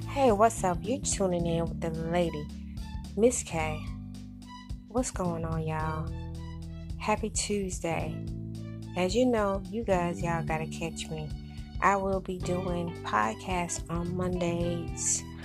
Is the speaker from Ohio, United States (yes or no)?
no; South Carolina, United States; now in Memphis, United States; I'm straight from South Carolina